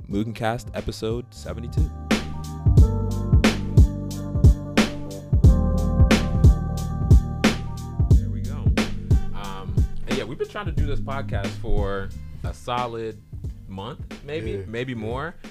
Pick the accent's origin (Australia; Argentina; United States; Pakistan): United States; Upper Darby, Pennsylvania; I grew up in like 69th Street, Upper Darby type of area